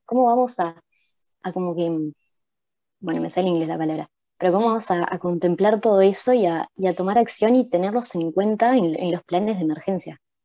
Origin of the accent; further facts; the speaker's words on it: Uruguay; como uruguayos también somos responsables de eso